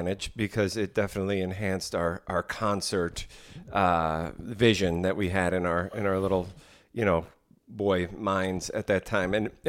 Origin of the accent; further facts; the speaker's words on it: Morristown, New Jersey, United States; growing up in Morristown, New Jersey, and I couldn't have been more than 3 or 4 years old.